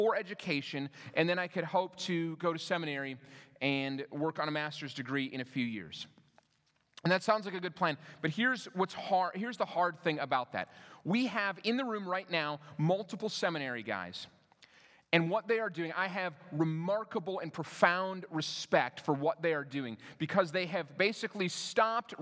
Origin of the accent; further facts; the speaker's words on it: Minnesota, United States; moved away as an adult; also born or lived in Denver; I moved to Denver from where I grew up in Minnesota